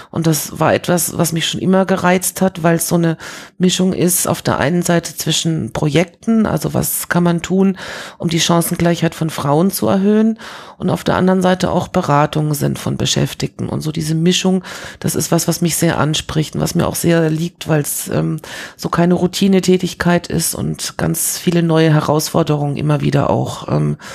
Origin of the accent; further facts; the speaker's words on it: Paris, Île-de-France, France; moved away; Also ich bin ja als Kind in Frankreich groß geworden und habe so dieses Paris der 70er Jahre noch erlebt und das war schon was Besonderes, so als, als Deutsche in Frankreich zu sein